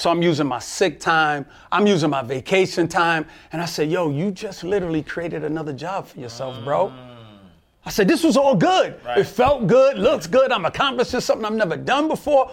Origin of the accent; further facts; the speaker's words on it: New York City, New York, United States; I'm from Brooklyn, New York